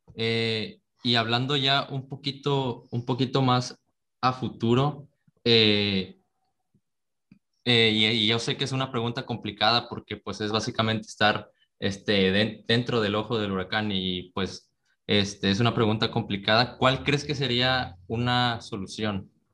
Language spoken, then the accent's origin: Spanish; Mexico; nosotros que somos, mexicanos